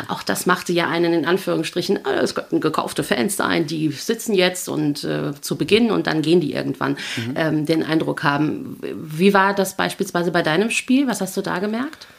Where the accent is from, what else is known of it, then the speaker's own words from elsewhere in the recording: Germany; als äh, Deutsche